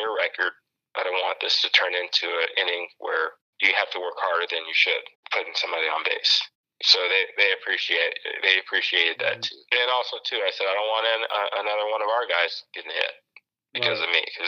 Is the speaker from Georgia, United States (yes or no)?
no; Chicago, Illinois, United States; now in Arizona, United States; Mike Cameron was one guy that I watched growing up in Chicago